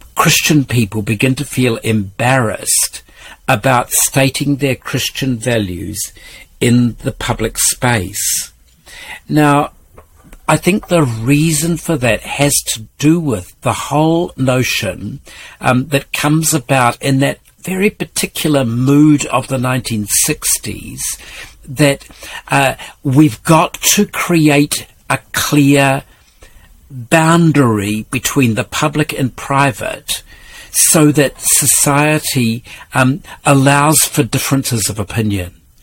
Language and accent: English; Karamea, West Coast, New Zealand; where I grew up in Karamea